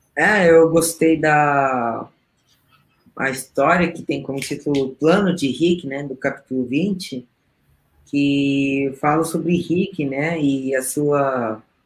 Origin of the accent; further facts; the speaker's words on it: Peru; moved away; eu também falo espanhol, né, eu sou peruana